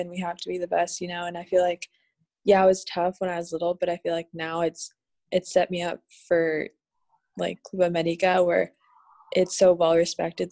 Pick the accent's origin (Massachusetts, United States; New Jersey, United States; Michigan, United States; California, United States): California, United States; Southern; moved away as an adult; now in Mexico; I grew up in Southern California